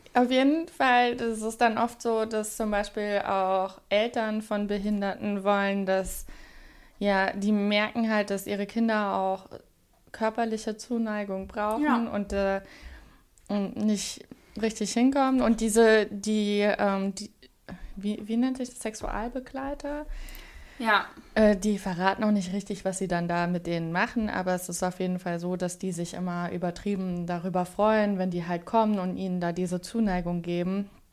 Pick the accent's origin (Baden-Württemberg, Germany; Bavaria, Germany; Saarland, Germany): Saarland, Germany; ich komme aus dem Saarland, also ganz nah an der französischen Grenze